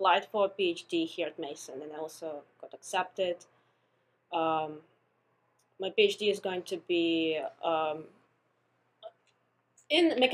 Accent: Russia; now in United States; So I'm an international student. I'm coming from Russia

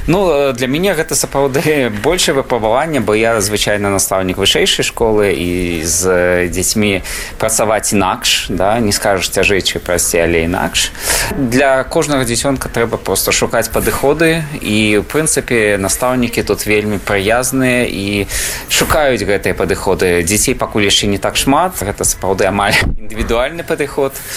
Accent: Belarus; moved away; нам не сорамна што мы беларусы мы гэтым ганарымся

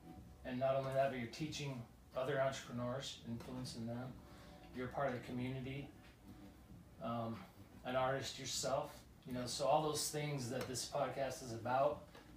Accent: Salt Lake City, Utah, United States; moved away; head to Salt Lake City, my hometown

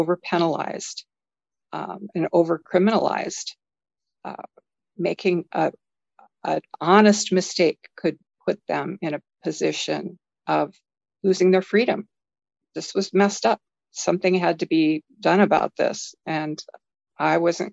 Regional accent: Midwest, United States; moved away; growing up in the Midwest

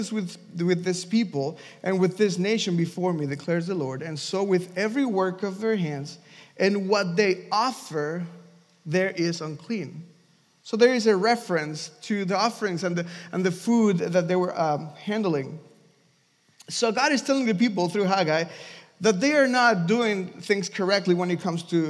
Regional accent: Mexico; moved away; I'm from Mexico

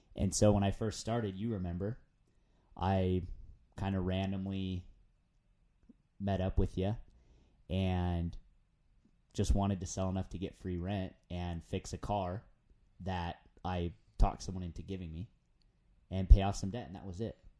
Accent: San Diego, California, United States; moved away as an adult; now in Provo, United States; before moving up to Utah, I'm, I'm from San Diego

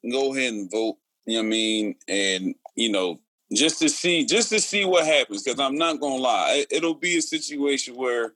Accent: United States; as American people

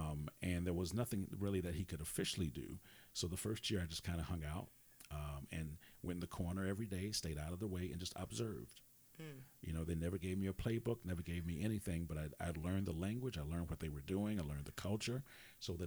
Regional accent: Wisconsin, United States; I'm from Wisconsin

